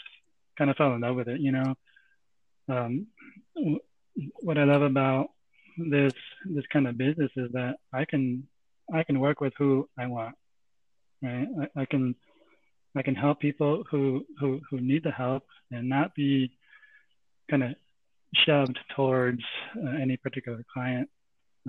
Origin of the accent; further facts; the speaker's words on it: San Jose, California, United States; also born or lived in Santa Clara, California; now in Cupertino, United States; I grew up around San Jose, lived in Santa Clara for a bit, and moved here at Cupertino